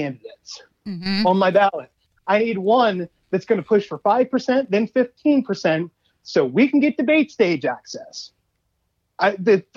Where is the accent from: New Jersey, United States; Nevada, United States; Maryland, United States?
Maryland, United States; Baltimore; I grew up in East Baltimore